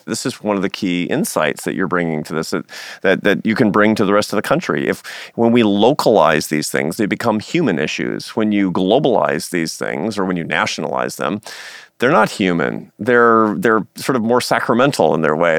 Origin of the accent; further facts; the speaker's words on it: Seattle, Washington, United States; moved away; my hometown of Seattle